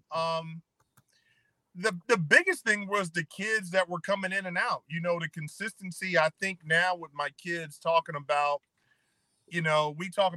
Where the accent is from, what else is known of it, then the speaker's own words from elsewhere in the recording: Hinesville, Georgia, United States; moved away; also born or lived in Miami, Florida / Virginia; I grew up in the small town of Hinesville, Georgia